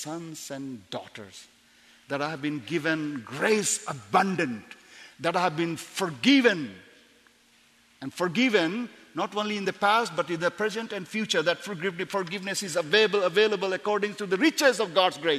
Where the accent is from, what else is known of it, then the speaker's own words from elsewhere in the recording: India; also born or lived in Tibet; By citizenship, I'm Indian, but of course my parents migrated from Tibet in 1940, so I look a little bit different